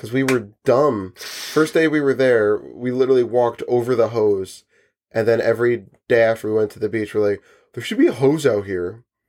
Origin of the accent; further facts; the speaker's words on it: New Jersey, United States; we're from New Jersey